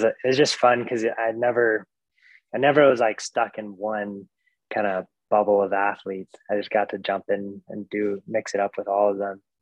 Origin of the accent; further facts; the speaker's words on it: Fairbanks, Alaska, United States; now in Anchorage, United States; I grew up in Fairbanks, Alaska